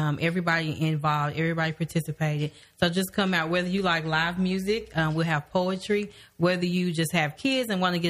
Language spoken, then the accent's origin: English; Midwest City, Oklahoma, United States; I grew up in the Spencer, Midwest City area